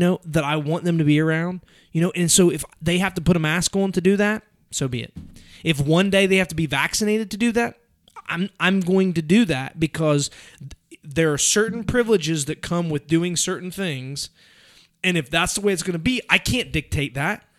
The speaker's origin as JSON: {"language": "English", "country": "United States", "said": "I'm an American"}